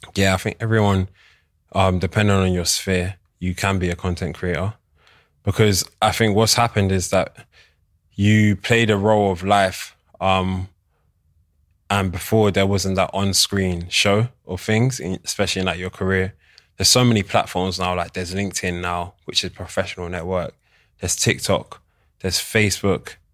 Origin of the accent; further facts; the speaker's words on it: London, United Kingdom; I'm born and raised in London, but I'm Nigerian, Igbo.